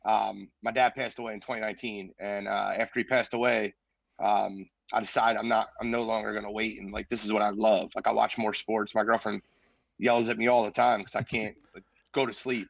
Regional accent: Philadelphia, Pennsylvania, United States; Grew up in Philly, born and raised in Philly, um, lived in North Philly, then moved to the Northeast when I got a little older

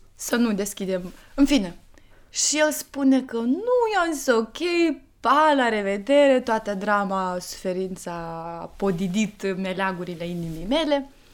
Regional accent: Moldova; eu sunt moldoveancă

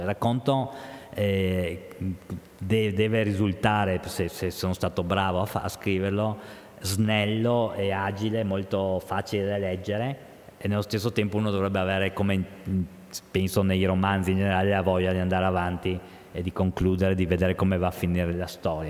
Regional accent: Trieste, Friuli-Venezia Giulia, Italy; moved away as an adult; also born or lived in Mestre; now in Udine, Italy; io sono un triestino atipico, eh, l'ho sempre detto, perché avendo la mamma di Bologna

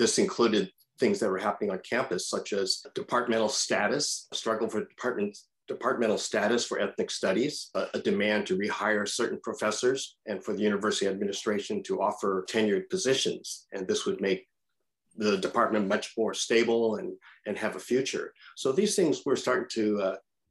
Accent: San Francisco, California, United States; I was born here in the United States, in San Francisco, coincidentally. And so I grew up playing baseball

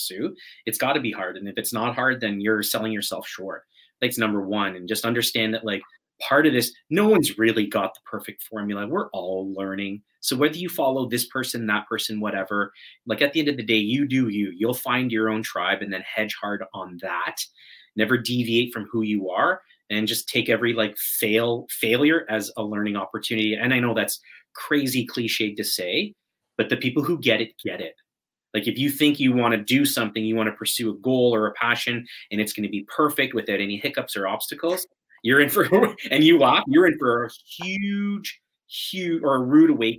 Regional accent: Toronto, Ontario, Canada; accent: Canadian; also born or lived in Richmond Hill; From Toronto, Ontario, Canada

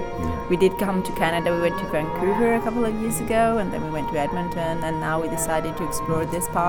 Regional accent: Italy; I'm actually Italian, but my mom's English.

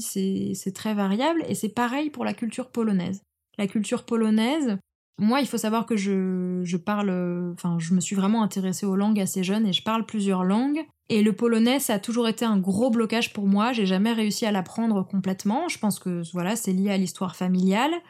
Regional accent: France; la France, c'est le pays dans lequel je suis née

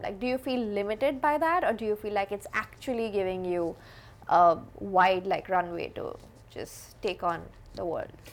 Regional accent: India; I grew up in India

